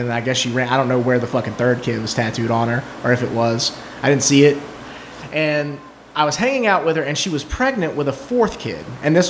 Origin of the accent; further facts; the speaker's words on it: the South, United States; I grew up in the South and these are the shitty people that I knew in the South.